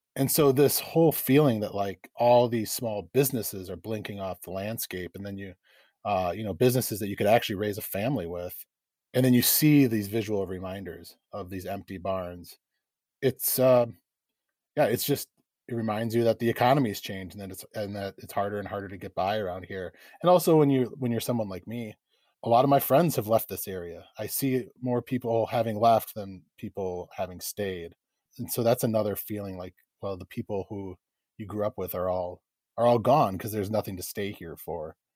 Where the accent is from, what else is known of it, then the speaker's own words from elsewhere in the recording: Eau Claire, Wisconsin, United States; also born or lived in Chippewa Falls / Dunn County; I grew up in Eau Claire and Chippewa Falls, which are very close to here